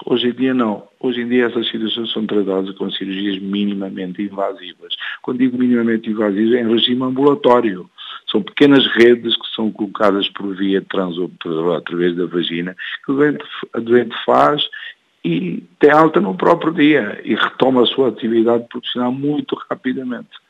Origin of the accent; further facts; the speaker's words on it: Guinea-Bissau; um país onde eu sou originário, da Guiné-Bissau